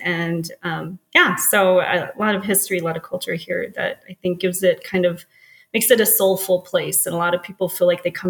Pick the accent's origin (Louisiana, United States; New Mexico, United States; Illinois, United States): New Mexico, United States; Albuquerque; So I'm a local, born and raised.